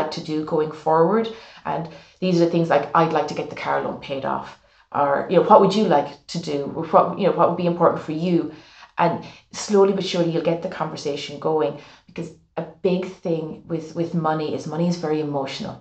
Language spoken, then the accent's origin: English; Ireland